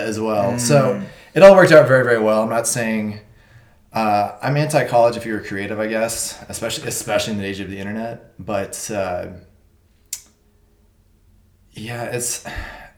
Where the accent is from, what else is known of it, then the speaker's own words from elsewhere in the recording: Amarillo, Texas, United States; moved away as an adult; now in Los Angeles, United States; I was born and raised in Amarillo, Texas, and very recently I moved to LA to pursue work in animation